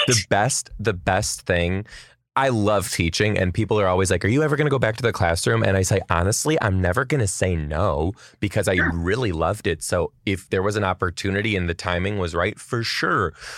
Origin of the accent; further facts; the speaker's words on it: Detroit, Michigan, United States; now in Seattle, United States; I am from Detroit originally too